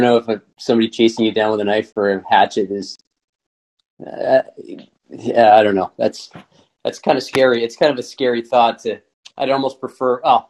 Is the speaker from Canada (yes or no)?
yes; Canada; I'm a Canadian